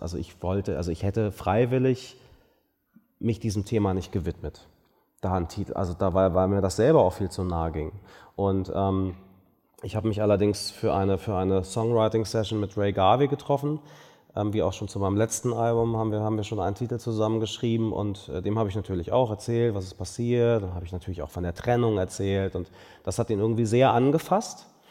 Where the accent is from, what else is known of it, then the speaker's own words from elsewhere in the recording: Berlin, Germany; ich bin ja in Berlin aufgewachsen